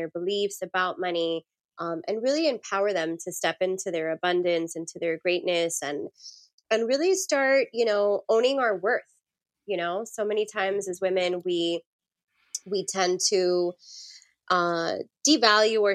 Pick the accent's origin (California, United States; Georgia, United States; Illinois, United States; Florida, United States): Florida, United States; Miami; Us Miami folk